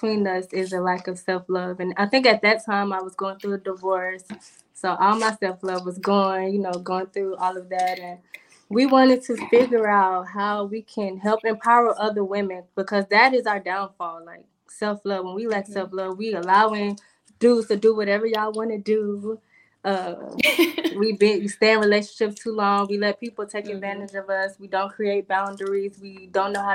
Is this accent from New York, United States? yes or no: no; Stone Mountain, Georgia, United States; accent: country; moved away; Stone Mountain, DeKalb County